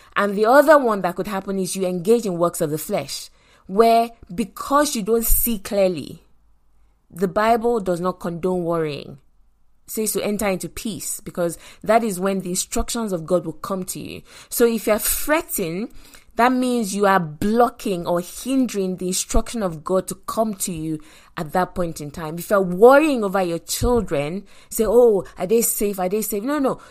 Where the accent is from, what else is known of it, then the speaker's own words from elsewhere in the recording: Nigeria; moved away; also born or lived in London; I grew up in Nigeria